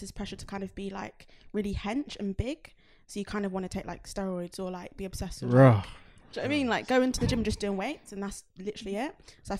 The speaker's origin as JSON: {"language": "English", "town": "Oxford", "region": "South East England", "country": "United Kingdom", "tie": "born or raised there", "said": "I'm from Oxford, so a lot of my friends were like white and quite skinny"}